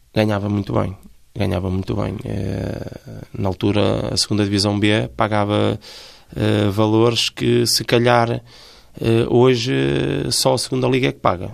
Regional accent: Felgueiras, Porto District, Portugal; sou natural de Felgueiras

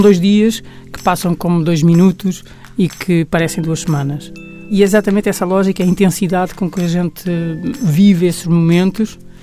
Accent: Portugal; como portugueses que somos

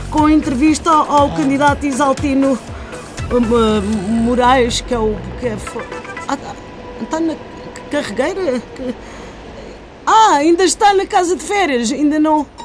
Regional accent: Alcoitão, Lisbon, Portugal; Sou de Alcoitão, mas graças a Deus mexe-me bem.

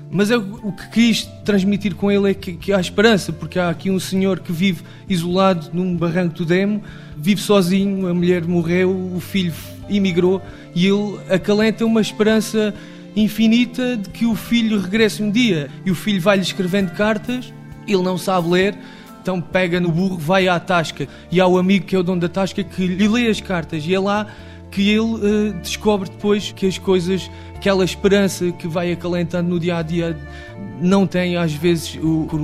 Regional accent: Monchique, Algarve, Portugal; Não, a minha terra é mesmo muito boa. Eu e Monchique somos feitos da mesma terra.

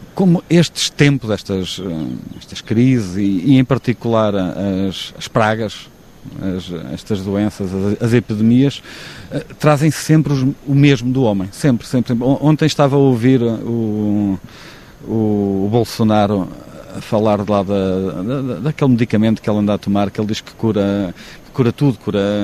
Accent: Figueira da Foz, Coimbra District, Portugal; also born or lived in Florence, Italy / Praia da Barra; now in Vila do Conde area, Portugal; Sou da Figueira, vivi na, na Praia da Barra, custou-me ah, a ausência de mar quando vivi em Florença durante quatro anos

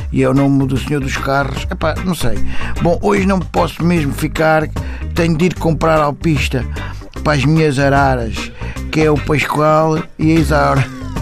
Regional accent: Moscavide, Lisbon, Portugal; sou de Moscavide.

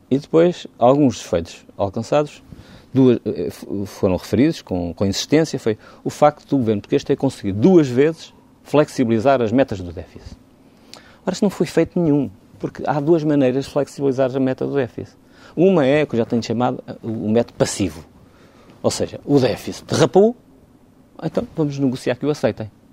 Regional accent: Portugal; como português

